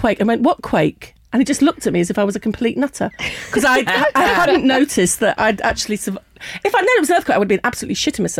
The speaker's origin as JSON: {"language": "English", "region": "London", "country": "United Kingdom", "said": "I'm a Londoner"}